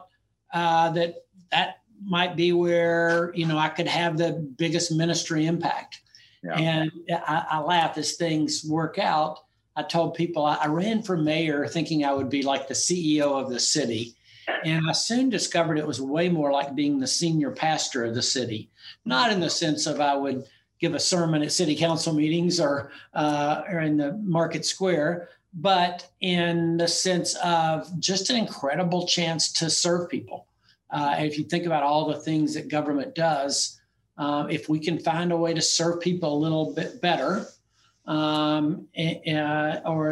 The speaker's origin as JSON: {"language": "English", "town": "Knoxville", "region": "Tennessee", "country": "United States", "tie": "born or raised there", "said": "Knoxville mayor, my hometown"}